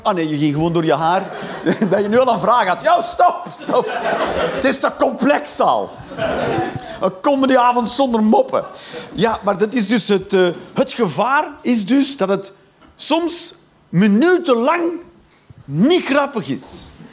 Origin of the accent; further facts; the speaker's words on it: Flanders, Belgium; Ik ben Vlaming